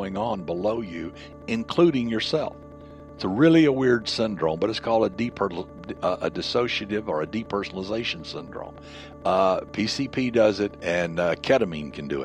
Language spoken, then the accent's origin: English; the South, United States; growing up in the South